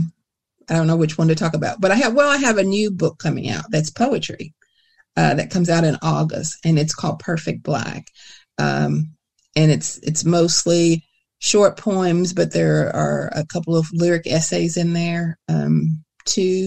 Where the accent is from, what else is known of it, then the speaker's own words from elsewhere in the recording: Kentucky, United States; a Kentucky writer